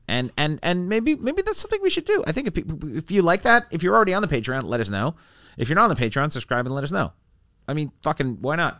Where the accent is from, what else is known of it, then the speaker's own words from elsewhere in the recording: Vancouver, British Columbia, Canada; I'm from Vancouver